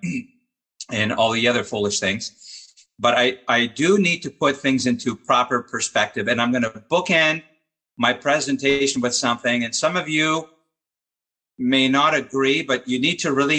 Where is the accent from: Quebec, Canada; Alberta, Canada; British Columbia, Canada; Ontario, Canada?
Quebec, Canada; Montreal; my hometown of Montreal